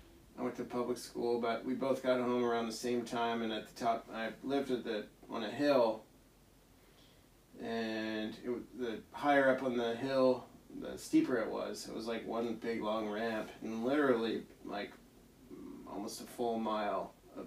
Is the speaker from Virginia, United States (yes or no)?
yes; Arlington, Virginia, United States; born or raised there